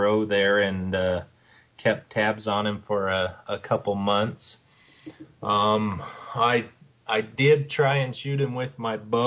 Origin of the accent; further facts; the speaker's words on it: St. Johns, Arizona, United States; also born or lived in Tucson, Arizona; I grew up in St. John's, Arizona, north of Springerville there